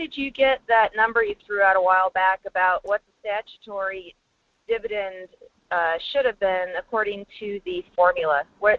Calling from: Fairbanks, Alaska, United States; in Fairbanks.

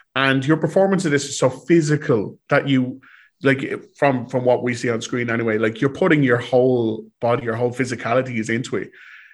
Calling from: Ireland; I am calling from Ireland.

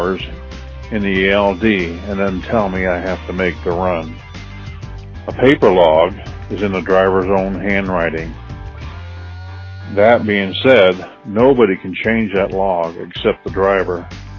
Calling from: Lamar, Missouri, United States; I'm calling from Lamar, Missouri. I've been a truck driver for 45 years

